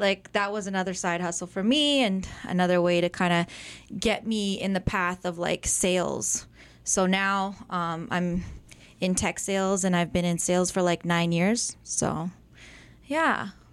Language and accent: English; Mississauga, Ontario, Canada; also born or lived in Erin, Ontario; So I started out in Mississauga